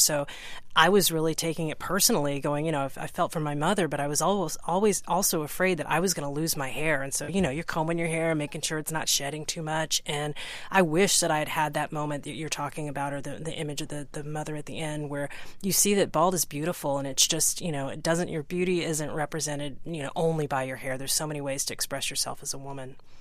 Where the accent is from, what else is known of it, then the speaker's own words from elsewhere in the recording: Texas, United States; I grew up in Texas